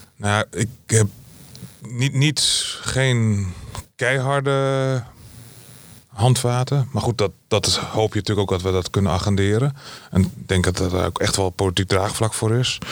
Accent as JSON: {"language": "Dutch", "region": "Groningen", "country": "Netherlands", "said": "Ik kom uit Groningen"}